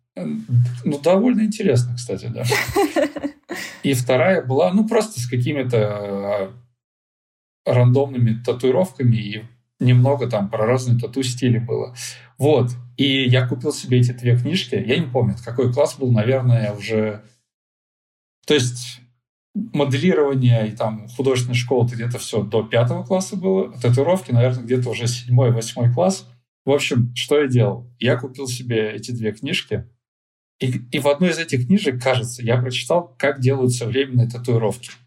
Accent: Chelyabinsk Oblast, Russia; moved away as an adult; also born or lived in Ufa; я сам из Челябинской области, и у нас из нашего города все ребята едут учиться либо в Челябинск, либо в Уфу.

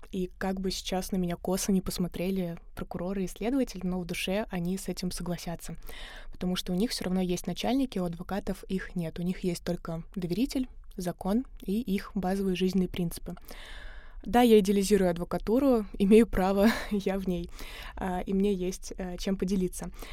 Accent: Samara Oblast, Russia; moved away as an adult; also born or lived in Saint Petersburg; я из Самарской области, и в 17 лет, когда я закончила школу, приехала в Питер

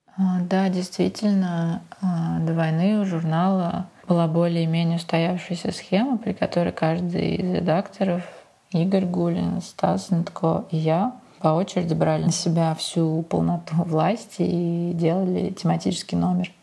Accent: Moscow, Russia; moved away as an adult; now in Venice, Italy; Москвой, моим родным городом

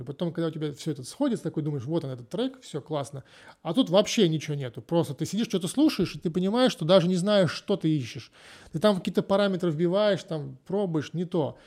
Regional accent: Voronezh, Voronezh Oblast, Russia; moved away as an adult; now in Spain; я из Воронежа

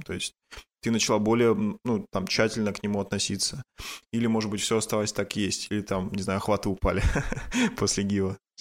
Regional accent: Yekaterinburg, Sverdlovsk Oblast, Russia; я сам из Екатеринбурга

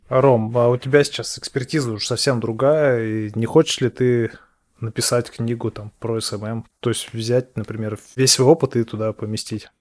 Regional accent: Ufa, Bashkortostan, Russia; Я, кстати, из Уфы

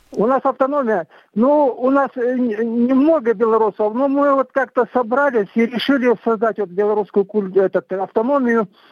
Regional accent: southern Kazakhstan, Kazakhstan; now in Ivanovka, Russia; я э, родился в Казахстане, в Южном Казахстане. Вот этот э, вырос там

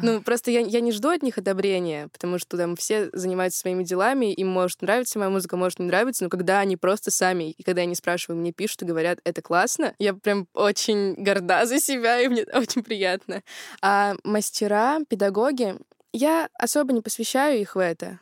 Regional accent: Yekaterinburg, Sverdlovsk Oblast, Russia; Я из Екатеринбурга, это мой родной город

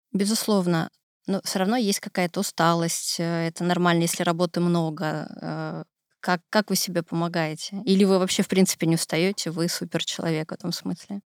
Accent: Siberia, Russia; Я сибирячка

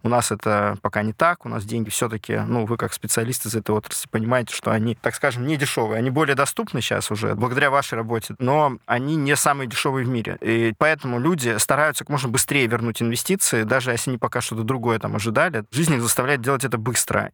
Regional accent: Magnitogorsk, Chelyabinsk Oblast, Russia; в моём родном городе, в Магнитогорске

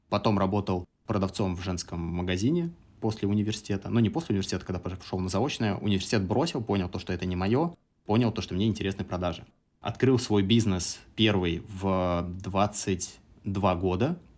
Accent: Samara Oblast, Russia; moved away; also born or lived in Kazakhstan / Moscow; Я родился э, в Казахстане. Я третий ребенок в семье, самый младший. И когда мне было пять, мои родители переехали в Самарскую область, 40 километров от Самары город.

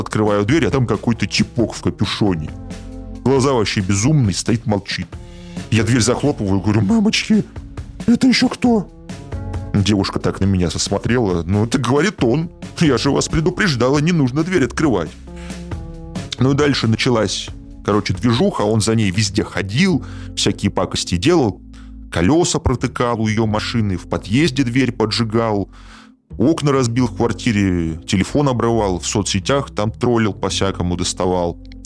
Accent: Saint Petersburg, Russia; В моём родном городе Петербурге

